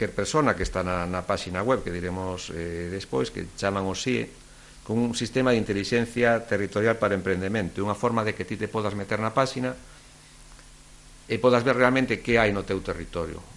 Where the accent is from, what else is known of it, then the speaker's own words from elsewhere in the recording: Mugardos, Galicia, Spain; moved away as an adult; now in Ribadeo, Spain; Eu son de Mugardos